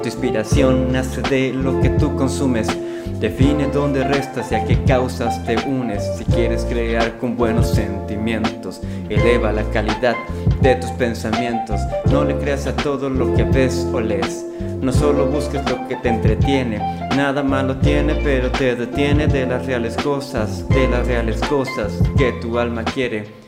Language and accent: Spanish; Cancún, Quintana Roo, Mexico; moved away as an adult; now in Monterrey, Mexico; yo soy originario de Cancún, ahorita estoy en Monterrey